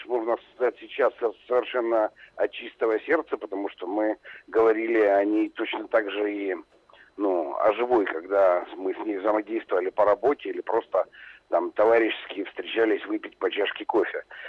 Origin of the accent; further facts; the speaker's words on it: Donetsk, Donetsk Oblast, Ukraine; мы оба с Донбасса, я донецкий